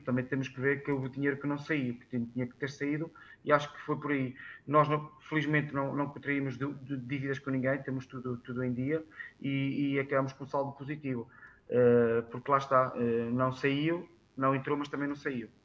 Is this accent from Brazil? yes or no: no; Norte, Portugal; ser presidente subilense de Gema, na minha terra natal